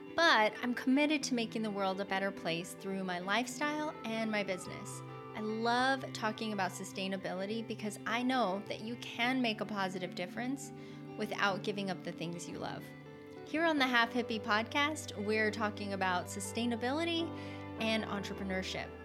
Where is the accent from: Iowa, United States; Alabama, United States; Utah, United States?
Utah, United States; I grew up there too.